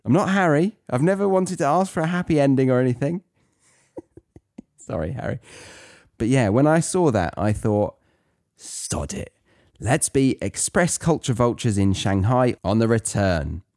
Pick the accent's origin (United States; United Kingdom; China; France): United Kingdom; as a Brit